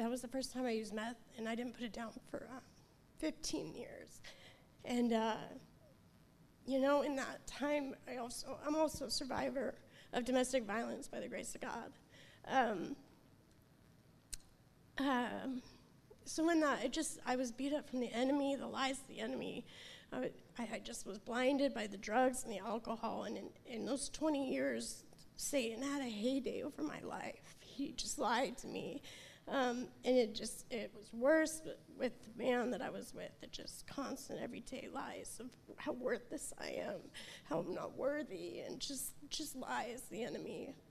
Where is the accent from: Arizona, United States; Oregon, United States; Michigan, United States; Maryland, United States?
Oregon, United States; Portland; I'm from Portland, Oregon.